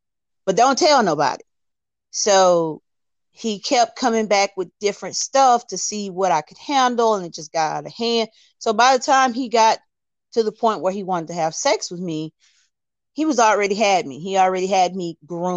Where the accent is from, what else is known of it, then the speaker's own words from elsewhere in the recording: Alabama, United States; I'm from Alabama.